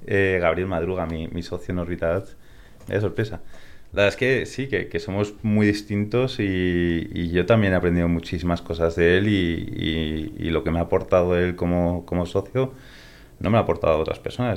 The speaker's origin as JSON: {"language": "Spanish", "country": "Spain", "tie": "born or raised there", "also_born_or_lived": "California, United States", "accent": "Spanish", "said": "me crié aquí en España desde los ocho años."}